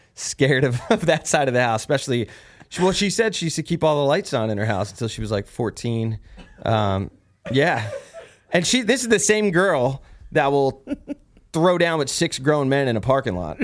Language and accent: English; New Jersey, United States; I'm from Jersey, where weird New Jersey's a big thing out there